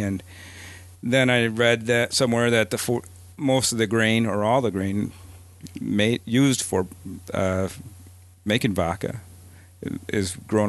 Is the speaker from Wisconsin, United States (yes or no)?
yes; Wausau, Wisconsin, United States; moved away as an adult; also born or lived in Minnesota; I grew up in Wisconsin, but I was living in Minnesota at the time